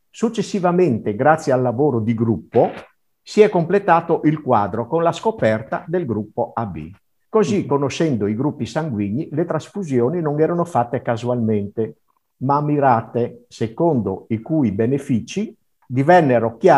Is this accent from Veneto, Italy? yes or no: no; Teor, Friuli-Venezia Giulia, Italy; now in Bressa, Italy; nel mio paese a Teor, perché io non sono nato qui a Bressa, ma vengo da Teor.